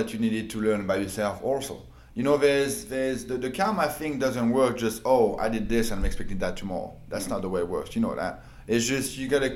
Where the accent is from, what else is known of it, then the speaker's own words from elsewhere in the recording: France; moved away as an adult; now in United States; I moved from France. I was 21